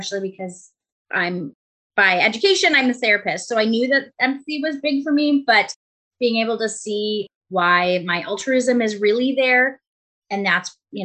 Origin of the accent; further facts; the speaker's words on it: Buffalo, New York, United States; I'm from Buffalo, New York